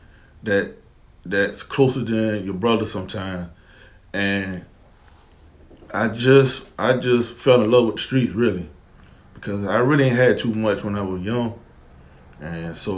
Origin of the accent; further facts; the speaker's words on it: Savannah, Georgia, United States; I'm born and raised in Savannah